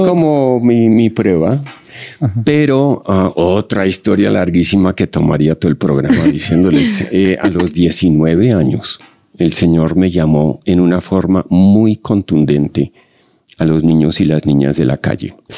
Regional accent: Colombia; soy colombiano eh, con doble nacionalidad

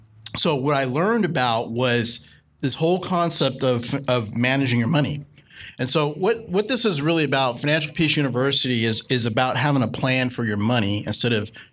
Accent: New Orleans, Louisiana, United States; I'll just be real with you. I'm from New Orleans. So, New Orleans will always be chocolate.

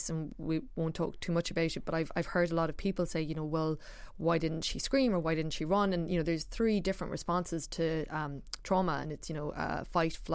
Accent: Ireland; also born or lived in New York; as Irish people

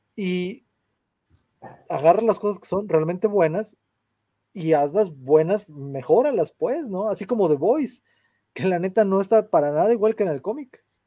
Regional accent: San Luis Potosí, Mexico; yo nací aquí en San Luis

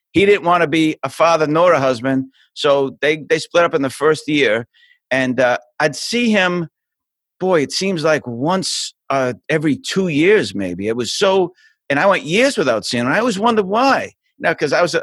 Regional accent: Boston, Massachusetts, United States; moved away; I'm from Boston. I was born in a place called South Boston

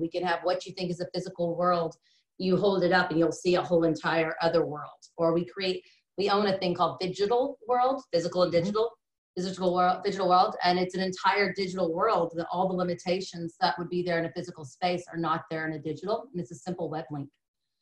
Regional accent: East Texas, United States; growing up in East Texas

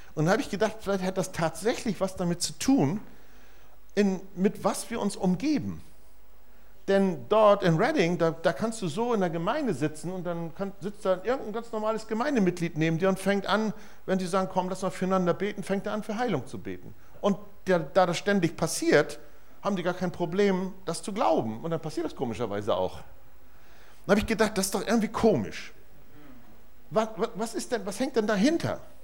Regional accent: Germany; als Deutscher

